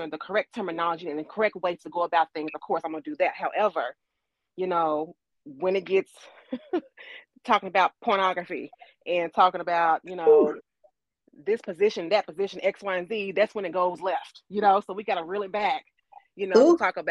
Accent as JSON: {"language": "English", "town": "Louisville", "region": "Kentucky", "country": "United States", "also_born_or_lived": "DMV area (DC, Maryland, Virginia)", "moved": "as an adult", "lives_now": "Washington metro area, United States", "said": "I'm originally from Louisville, Kentucky, and I've recently moved up to the DMV area"}